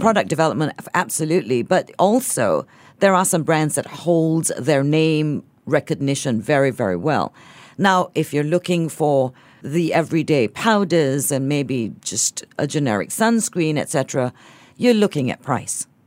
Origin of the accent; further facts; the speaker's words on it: Singapore; as a Singaporean consumer, I'm incredibly finicky.